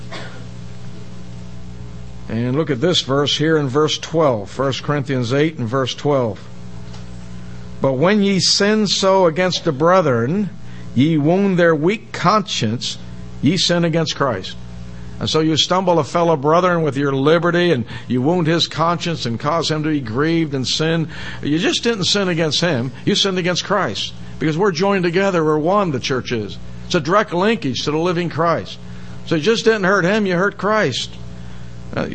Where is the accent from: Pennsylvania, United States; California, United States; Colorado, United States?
Pennsylvania, United States; Pittsburgh; I grew up in Pittsburgh